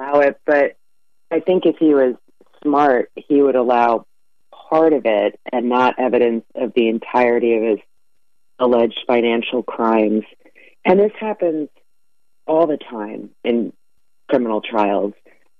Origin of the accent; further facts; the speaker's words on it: Philadelphia, Pennsylvania, United States; Very little hype, but you should say Miss …, because I'm from Philly.